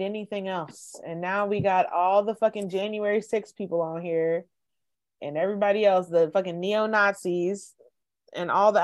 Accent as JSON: {"language": "English", "region": "the South", "country": "United States", "said": "we're from the South"}